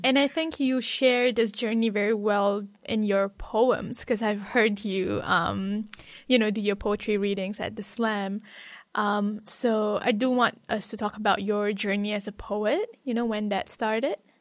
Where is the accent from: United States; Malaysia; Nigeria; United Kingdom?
Malaysia; I'm from Malaysia